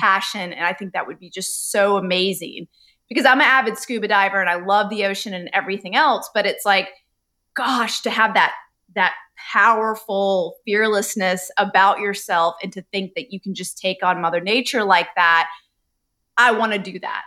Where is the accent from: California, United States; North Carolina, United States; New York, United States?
North Carolina, United States; Charlotte; I grew up in Charlotte, North Carolina with two immigrant you know, Indian parents